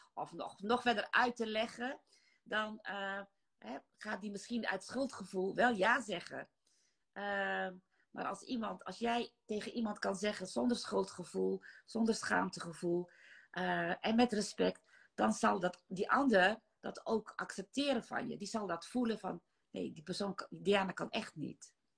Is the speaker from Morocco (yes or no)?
no; Netherlands; also born or lived in Maluku Islands (ancestry); Ik ben in Nederland geboren.